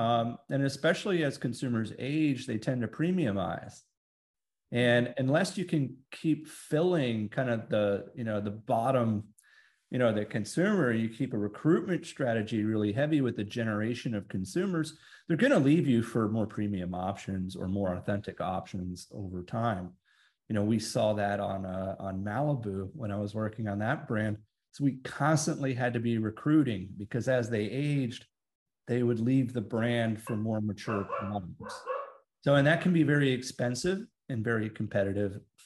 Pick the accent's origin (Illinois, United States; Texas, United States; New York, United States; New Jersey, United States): Texas, United States; I'm a big country music fan growing up in Texas